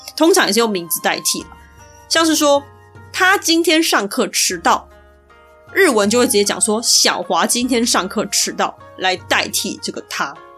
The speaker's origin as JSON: {"language": "Chinese", "country": "Taiwan", "said": "身为台湾人"}